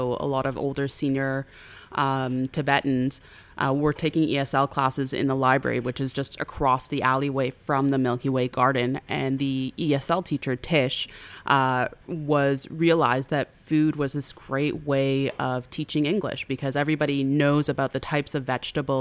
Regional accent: Toronto, Ontario, Canada; I now live in Parkdale. But I grew up in the Roncesvalles area

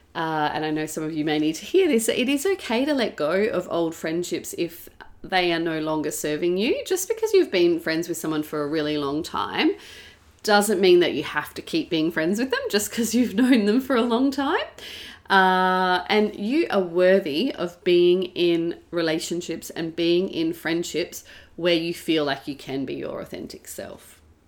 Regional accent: Perth, Western Australia, Australia; now in Melbourne, Australia; so I grew up in Perth for most of my teenage years, and then I moved to Melbourne

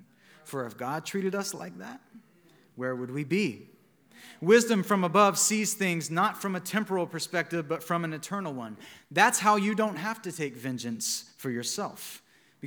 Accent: Montgomery, Alabama, United States; my hometown of Montgomery, Alabama

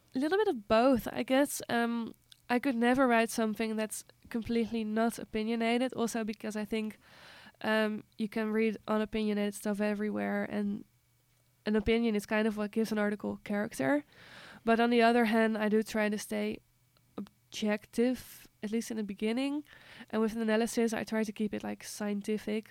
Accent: Netherlands; moved away; in Holland we uh, talk less like interactively

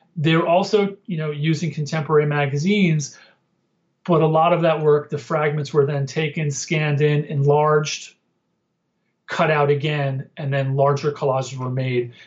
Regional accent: Northwest New Jersey, United States; I grew up in Northwest Jersey outside of Manhattan.

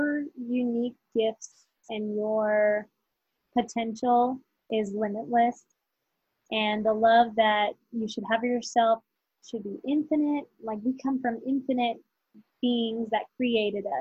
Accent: North Carolina, United States; we're from North Carolina

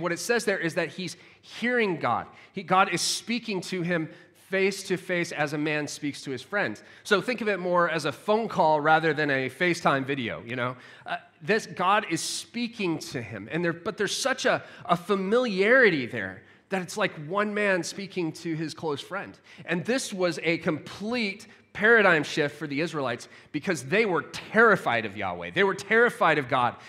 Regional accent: United States; moved away; as an American living abroad, my family's still in the U K, or s, in the U S

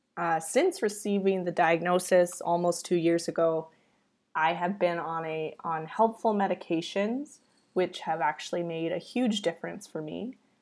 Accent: Canada; I am Canadian

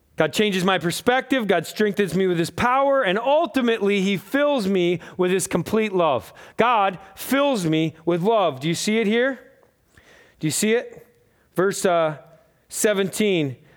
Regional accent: United States; I'm from America

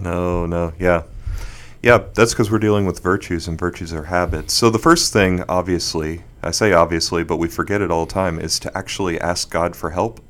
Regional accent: Bermuda; moved away; also born or lived in Houston; I was born in Houston and moved to Bermuda when I was six

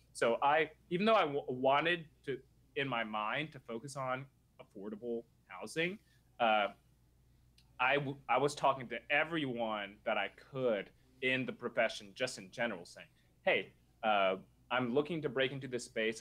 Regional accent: Nashville, Tennessee, United States; I grew up in Nashville

